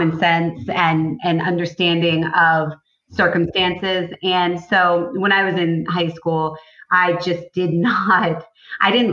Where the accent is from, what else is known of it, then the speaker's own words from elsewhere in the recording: Cape Cod, Massachusetts, United States; I grew up on Cape Cod